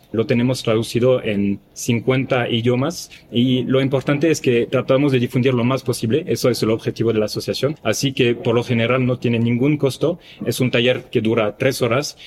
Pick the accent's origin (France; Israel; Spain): France; now in Mexico; soy francés